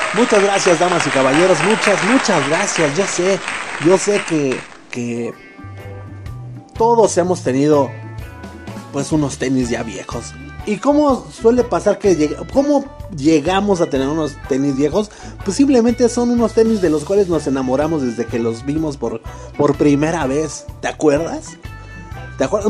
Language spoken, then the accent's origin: Spanish; Mexico; todos somos mexicanos, carnal, aquí